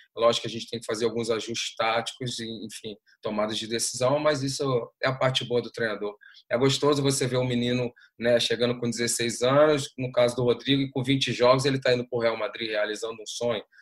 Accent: Brazil; desde que a gente também possa trabalhar fora do nosso país

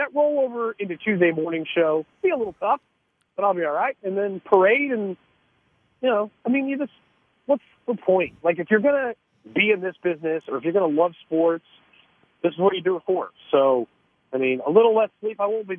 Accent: Kansas City, Missouri, United States; now in Miami, United States; And I grew up in Kansas City, and now I'm in Miami.

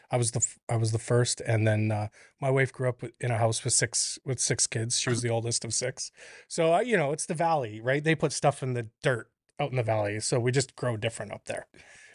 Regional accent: Alberta, Canada; I grew up in Northern Alberta, like an hour out of Grand Prairie, in a log house that my dad skidded with a big cat from one property to a quarter section

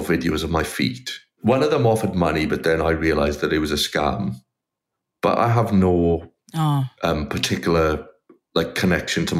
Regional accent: South Wales, United Kingdom; moved away as an adult; now in Melbourne, Australia; where I was from in South Wales, there's kind of very few clubs really

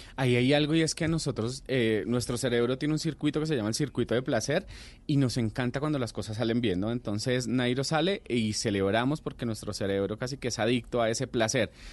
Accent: Colombia; como colombianos

